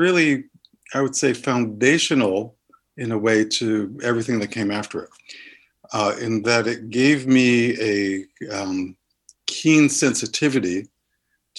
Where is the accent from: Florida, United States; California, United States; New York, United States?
New York, United States; New York City; now in Somerville, United States; I grew up in New York City